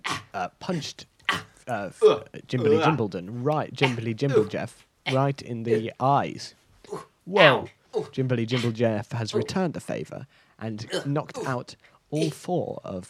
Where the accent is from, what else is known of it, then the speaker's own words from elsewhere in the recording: Bristol, South West England, United Kingdom; Well, I'm from Bristol, so this is my accent.